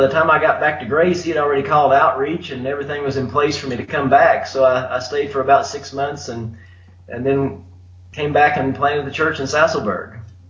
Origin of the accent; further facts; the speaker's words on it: Bristol, Virginia, United States; moved away as an adult; also born or lived in Los Angeles; now in Malawi; I grew up in Bristol, Virginia, and came to know the Lord when I was in my 20s. Don't know the exact date, but grew up in a nominal Christian home